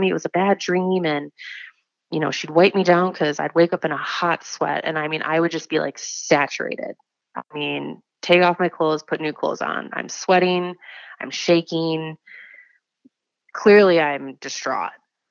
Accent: Wisconsin, United States; I am 29 from Wisconsin

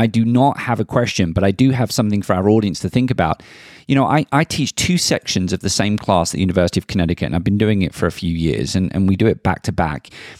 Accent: London, United Kingdom; accent: Southeast London; I still remember my Southeast London accent being ridiculed in my very traditional establishment that said I would never be able to play Shakespearean unless I could speak standard English.

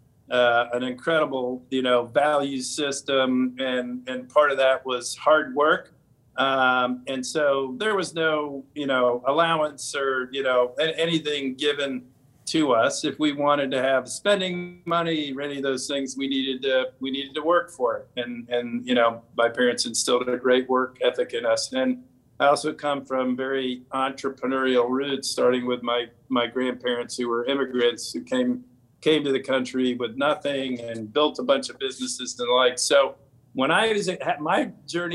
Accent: Washington, District of Columbia, United States; I grew up in the Washington, D.C. area

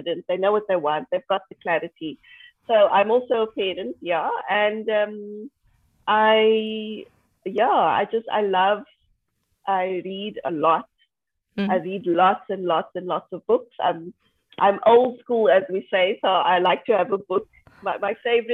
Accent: South Africa; I'm from South Africa. I live in Cape Town.

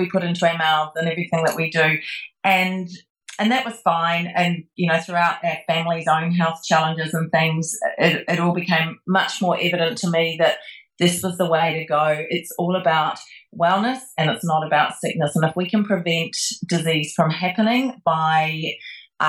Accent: New Zealand; moved away; back when I lived in New Zealand, I became a registered nurse after I left school

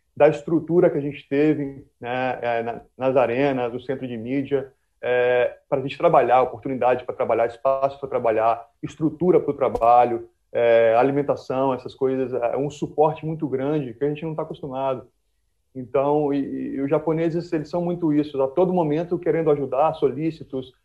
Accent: Vitória, Espírito Santo, Brazil; a gente é de Vitória

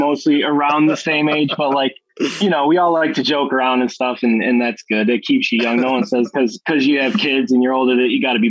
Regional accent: New York, United States; I'm from New York, so most people are Knicks fans

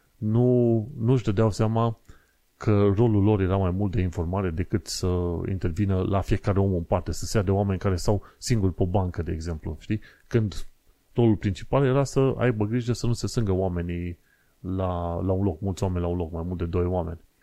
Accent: Romania; moved away as an adult; now in London, United Kingdom; am fost crescuți în România

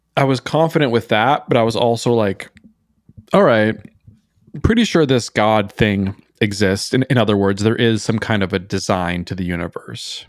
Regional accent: Minnesota, United States; moved away as an adult; also born or lived in New York City; growing up in Minnesota, especially in a small town

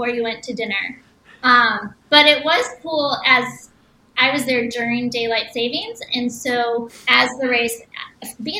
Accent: Chicago, Illinois, United States; I'm from Chicago

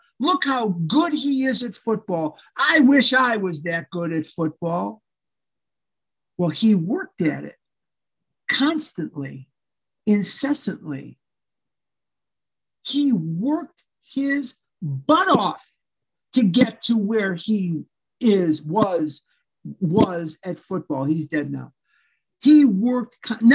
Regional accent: Chicago, Illinois, United States; I was born and raised here in Chicago.

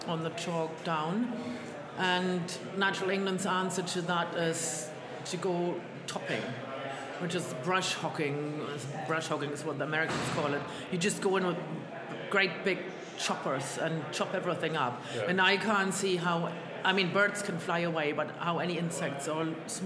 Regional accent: Germany; also born or lived in Salisbury Plain, Wiltshire; now in Wiltshire, United Kingdom; I'm originally from Germany, but that's a long time ago

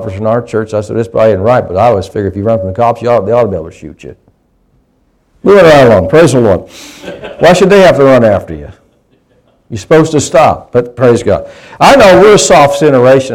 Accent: United States; I grew up in a rural area. I grew up in Pike County

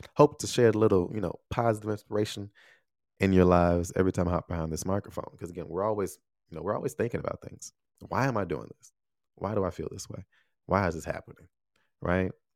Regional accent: United States; moved away as an adult; also born or lived in Taiwan; Love my home country. Love being here

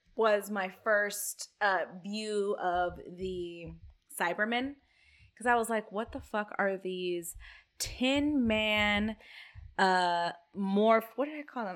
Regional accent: Houston, Texas, United States; we're from Houston and we have NASA here

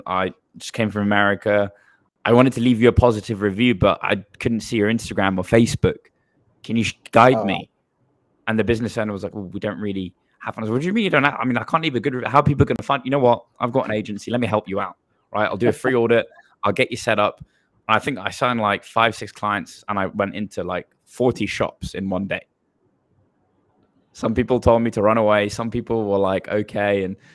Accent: Bristol, South West England, United Kingdom; I'm born and raised in England, in a big city where, you know, people live, but compared to like the major cities of the world, there's a small city called Bristol on the southwest coast of England.

